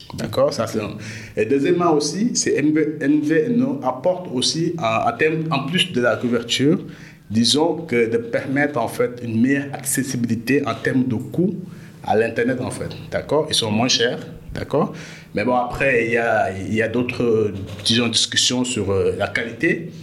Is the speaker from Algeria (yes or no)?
no; Dakar, Senegal; je suis né à Dakar, j'ai grandi à Dakar comme tout, euh, tout jeune sénégalais